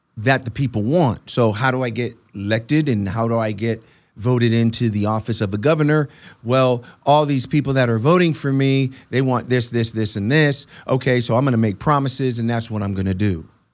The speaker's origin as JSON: {"language": "English", "country": "Puerto Rico", "tie": "born or raised there", "moved": "yes", "said": "I'm Puerto Rican, so I was born in Puerto Rico"}